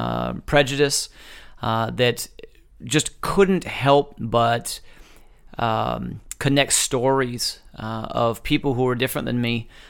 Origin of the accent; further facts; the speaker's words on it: Fresno, California, United States; And so for me, I grew up in North Fresno, Northwest Fresno primarily.